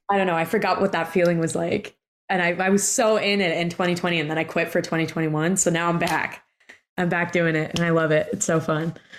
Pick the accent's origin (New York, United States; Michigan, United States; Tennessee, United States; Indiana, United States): New York, United States; New York City; I grew up in Brooklyn